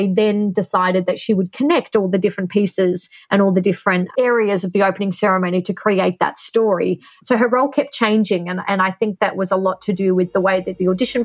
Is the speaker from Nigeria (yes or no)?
no; Australia; I am from Australia